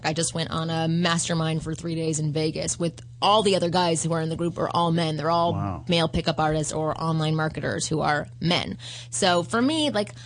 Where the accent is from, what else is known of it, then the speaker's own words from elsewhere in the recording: Canada; I'm Canadian